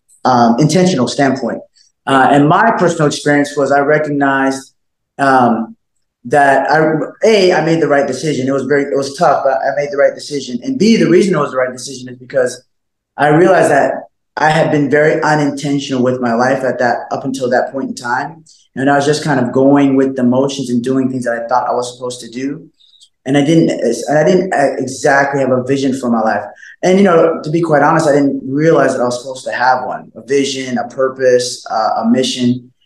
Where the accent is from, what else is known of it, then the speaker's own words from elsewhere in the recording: Alaska, United States; also born or lived in Colorado Springs / Northern California; I was born in, Colorado Springs. I was raised as an adolescent, as a young boss, I was raised in Alaska. Right. But then going into my teens and beyond, Northern California.